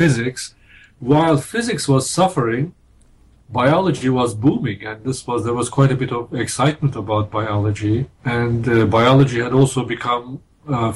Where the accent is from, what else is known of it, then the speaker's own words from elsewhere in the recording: small town near Izmir, İzmir, Turkey; English is a second language; moved away as an adult; now in Minnesota, United States; I'm Turkish. I was born in Turkey in a small town near a big city called Izmir